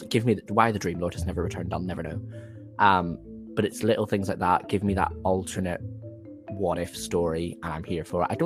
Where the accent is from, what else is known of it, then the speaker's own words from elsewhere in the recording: Wales, United Kingdom; I am Welsh.